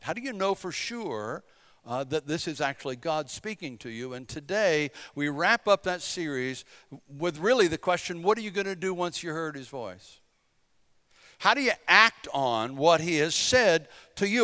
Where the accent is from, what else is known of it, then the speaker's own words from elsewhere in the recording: Bladen County, eastern North Carolina, United States; moved away as an adult; I'm from Bladen County. We're just country folk from eastern North Carolina